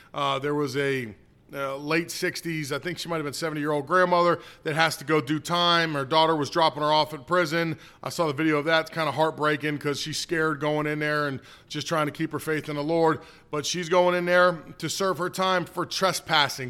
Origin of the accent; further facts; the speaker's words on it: United States; I'm an American first. I'm of Italian, uh, descent.